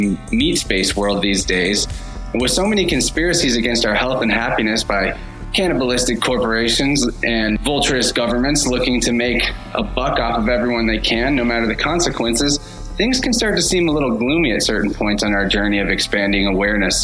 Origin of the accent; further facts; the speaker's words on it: Springfield, Missouri, United States; a local in my hometown of Springfield, Missouri